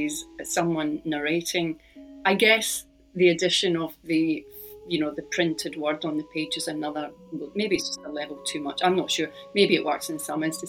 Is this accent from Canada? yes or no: no; Scotland, United Kingdom; which is about growing up in Scotland